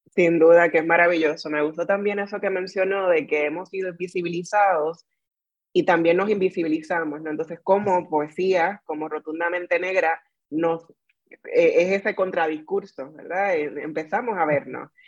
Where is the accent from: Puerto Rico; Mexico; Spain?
Puerto Rico; como decimos en Puerto Rico